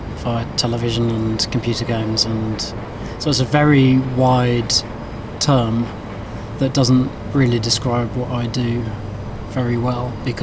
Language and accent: English; London, United Kingdom; I'm a Londoner, and as a job, I guess that's how I see myself, as a Londoner